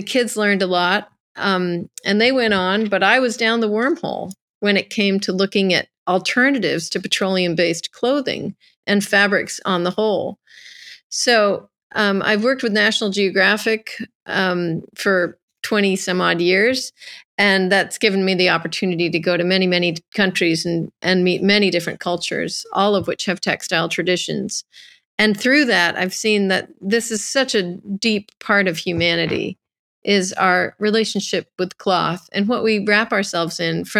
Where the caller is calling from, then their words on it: Carmel, California, United States; I'm calling in from California, Carmel, California.